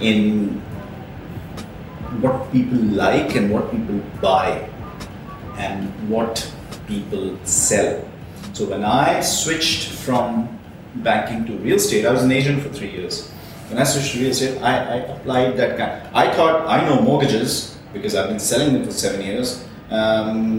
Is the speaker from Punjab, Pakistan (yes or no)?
no; Karachi, Sindh, Pakistan; also born or lived in Ireland; now in Dubai, United Arab Emirates; the same part of the world that I'm from Karachi